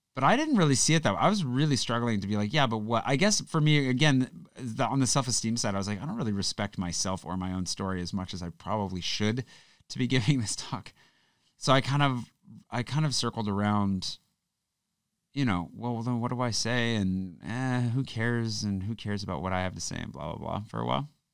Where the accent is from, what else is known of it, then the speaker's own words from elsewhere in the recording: United States; moved away as an adult; now in France; growing up in the States